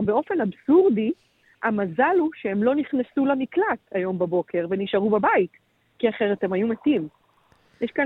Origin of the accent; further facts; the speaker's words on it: Israel; אצלנו בישראל